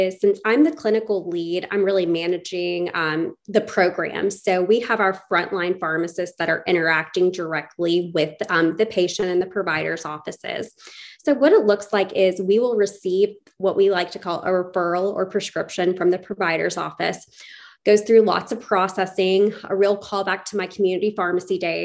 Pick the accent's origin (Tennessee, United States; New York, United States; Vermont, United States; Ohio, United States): Tennessee, United States; Chattanooga; also born or lived in Johnson City, Tennessee / Houston, Texas / Little Rock, Arkansas; I was born and raised in Chattanooga, Tennessee